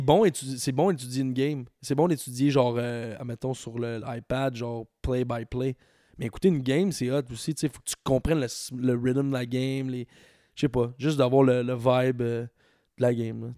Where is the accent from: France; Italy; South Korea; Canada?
Canada; Quebec; also born or lived in Ontario; Je viens du Québec, mais j'ai étudié en. J'ai étudié en anglais, j'ai étudié en Ontario